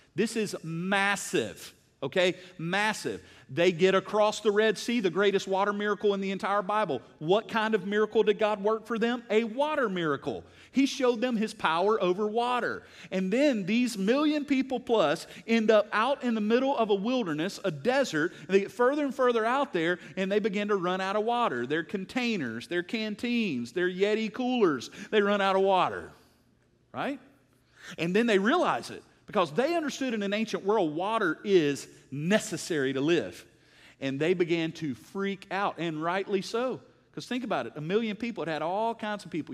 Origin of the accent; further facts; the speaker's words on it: United States; I love being an American